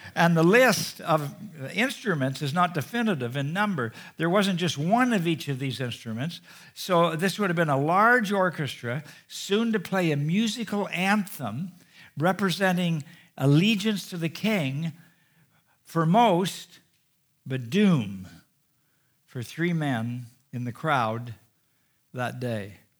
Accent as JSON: {"language": "English", "country": "Canada", "said": "being a Canadian"}